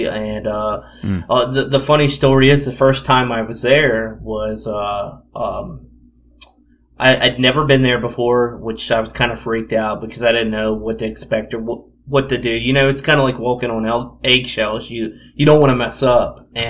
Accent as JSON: {"language": "English", "town": "Philadelphia", "region": "Pennsylvania", "country": "United States", "tie": "born or raised there", "said": "Me being from Philadelphia and talking how good of Philadelphia was. Philadelphia is my hometown and everything."}